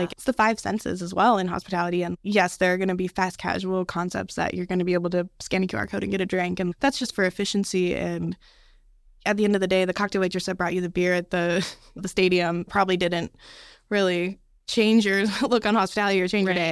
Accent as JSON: {"language": "English", "town": "Las Vegas", "region": "Nevada", "country": "United States", "tie": "born or raised there", "also_born_or_lived": "Dallas", "moved": "yes", "said": "Yeah, so I actually grew up in Las Vegas. I was born and raised in Vegas."}